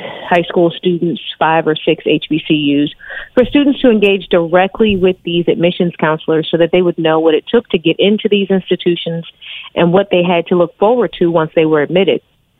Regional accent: Wilmington, Delaware, United States; I am a double HBCU alum. I'm from Wilmington, Delaware.

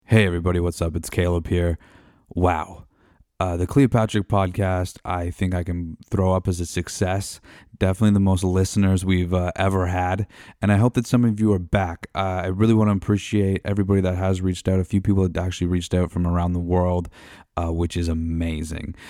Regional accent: Canada; We're Canadian

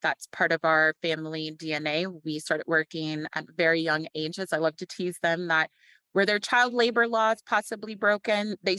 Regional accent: Louisville, Kentucky, United States; also born or lived in Los Angeles, California; But I had the fortune and opportunity to grow up in Louisville, Kentucky. So that afforded me the Southern hospitality aspects of my personality.

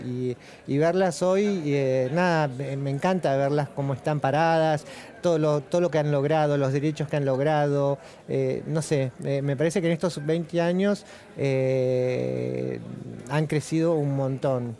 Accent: Argentina; Somos latinos, somos argentinos

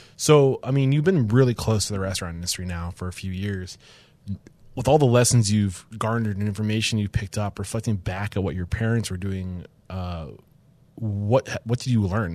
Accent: New Hampshire, United States; I grew up in East Bumfuck, New Hampshire

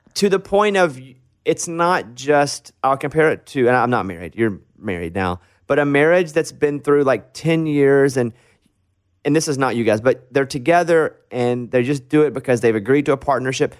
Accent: Arkansas, United States; we all come from Arkansas

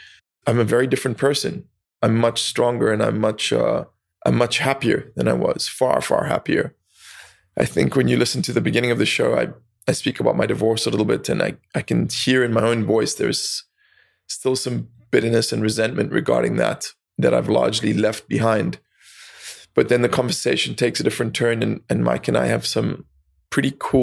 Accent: South Africa; I grew up in South Africa

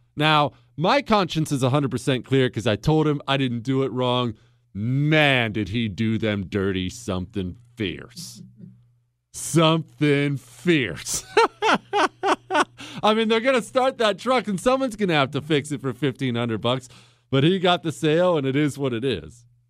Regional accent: Montana, United States; I grew up in Montana

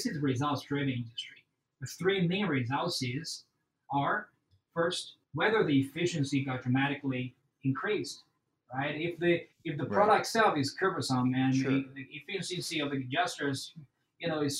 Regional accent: China; now in Houston, United States; I grew up in China. I have a very good education and family background right there

